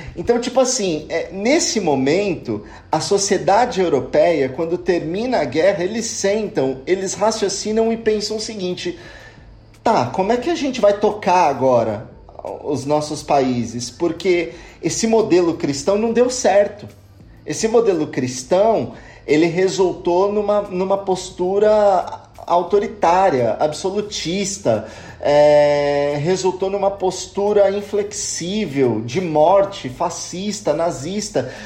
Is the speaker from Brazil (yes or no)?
yes; São Bernardo do Campo, São Paulo, Brazil; now in Italy; eu sou natural de São Paulo, mais especificamente de São Bernardo do Campo, e eu cresci numa realidade religiosa muito plural